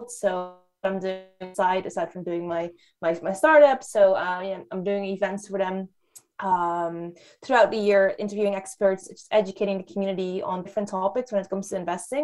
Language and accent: English; Netherlands; moved away as an adult; also born or lived in Hong Kong; now in London, United Kingdom; I grew up in the Netherlands. That's where I spent most of my life